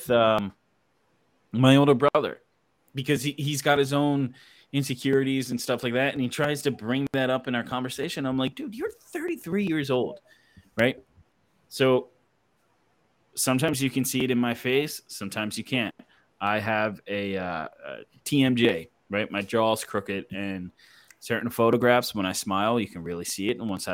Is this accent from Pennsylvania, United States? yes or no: yes; Philadelphia, Pennsylvania, United States; now in Texas, United States; I'm from Philadelphia. All my family's up there. Everybody that I know and grew up with in Texas, in Philadelphia, is everybody lives up there